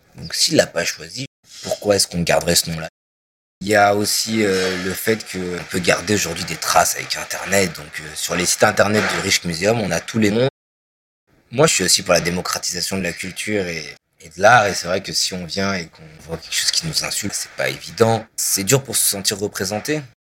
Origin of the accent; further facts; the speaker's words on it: France; en tant que Français